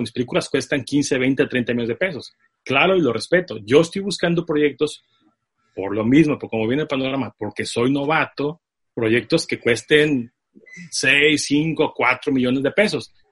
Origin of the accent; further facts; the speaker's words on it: Tijuana, Baja California, Mexico; Nací en Tijuana por ahí del 81